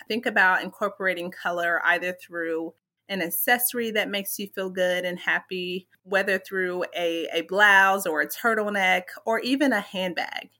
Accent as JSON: {"language": "English", "town": "Lexington", "region": "Kentucky", "country": "United States", "tie": "born or raised there", "moved": "yes", "said": "I was born and raised in Lexington, Kentucky"}